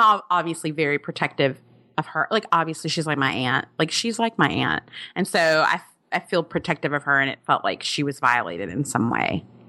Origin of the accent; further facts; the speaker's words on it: Alabama, United States; I'm from Alabama